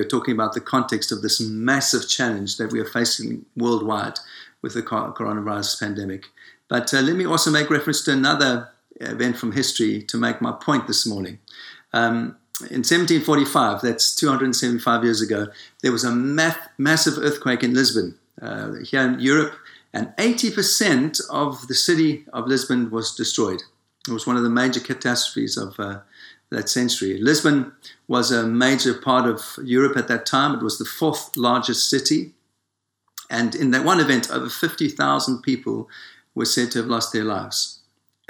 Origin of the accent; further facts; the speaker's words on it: South Africa; moved away; I was born in Africa, in South Africa